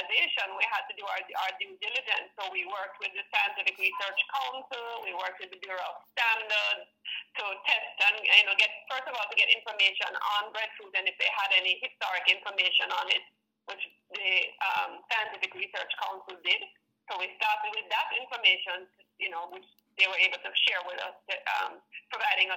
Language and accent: English; Kingston, Jamaica; My family is not from Portland. We are actually all from Kingston.